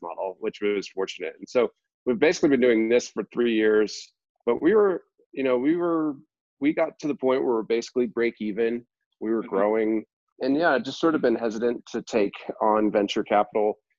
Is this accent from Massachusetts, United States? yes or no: yes; Boston, Massachusetts, United States; moved away as an adult; I'm originally from the Boston area